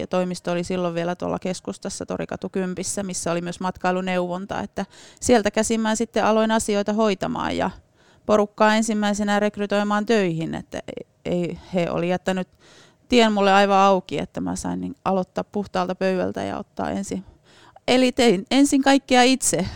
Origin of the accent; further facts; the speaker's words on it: Kainuu, Finland; moved away as an adult; also born or lived in Kajaani, Finland; now in Oulu, Finland; olen kainuulainen. Olen oikein tuolta oikein itärajalta kotoisin, että on asunut lapsuuden siellä rajavartioasemalla